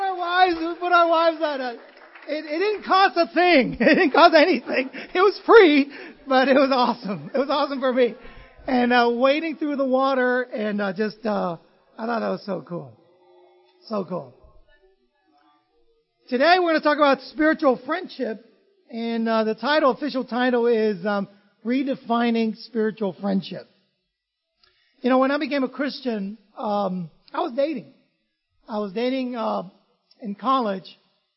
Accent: Vietnam; Lena, I grew up in Vietnam, so I'm kind of used to rain and stuff like that.

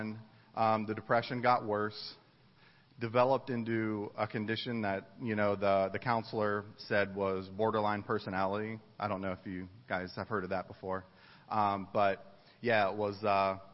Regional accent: East Coast, United States; moved away as an adult; also born or lived in Ohio / Dayton, Ohio; I grew up on the East Coast, and I went to school in Ohio

